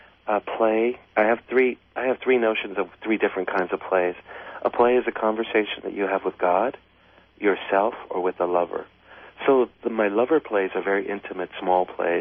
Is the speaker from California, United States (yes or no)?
yes; Los Angeles, California, United States; I grew up in this really, really poor neighborhood in downtown, right in the center of downtown L.A. It's called Pico Union.